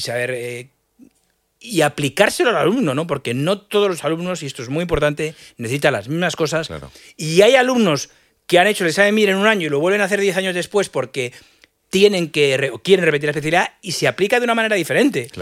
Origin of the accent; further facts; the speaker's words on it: Madrid, Community of Madrid, Spain; yo soy madrileño y al final eh, lo veo desde el microclima madrileño, que yo me he enriquecido muy poquito de otras cosas. Al final estudié en Madrid, me crié en Madrid